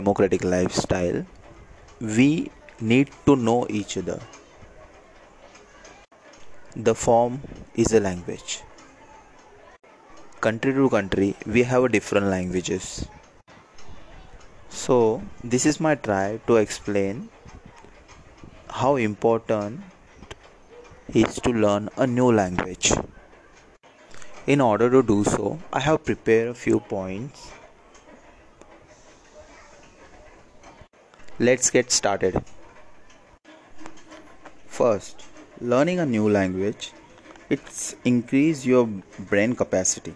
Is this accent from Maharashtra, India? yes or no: yes; Mumbai, Maharashtra, India; I'm from Mumbai, India.